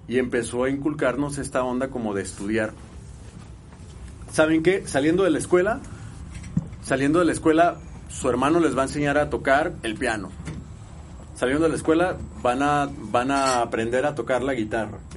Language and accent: Spanish; Guadalajara, Jalisco, Mexico; Sí, soy de Guadalajara, Jalisco.